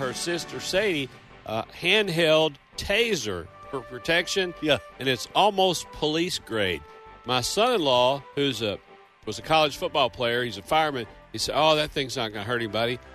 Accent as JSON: {"language": "English", "country": "Australia", "said": "me being an Australian"}